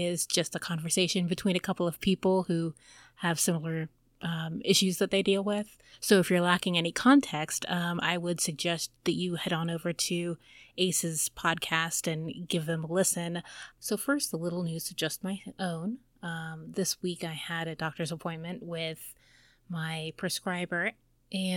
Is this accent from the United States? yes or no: yes; United States; I am American